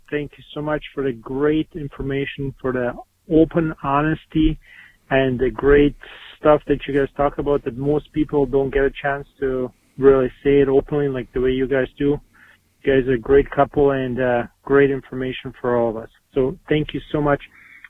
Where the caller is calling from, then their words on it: Winnipeg, Manitoba, Canada; I'm calling you from Winnipeg, Canada.